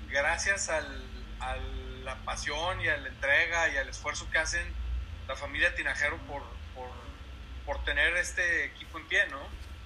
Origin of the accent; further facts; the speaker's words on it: Torreón, Coahuila, Mexico; moved away as an adult; also born or lived in Aguascalientes / Ciudad Juárez; yo estuve trabajando 20 años de donde soy yo, de Torreón en la Laguna